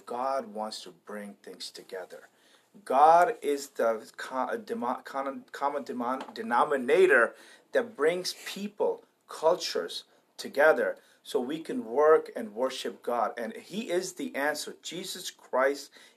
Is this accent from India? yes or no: yes; India; now in United States; being an Indian living in America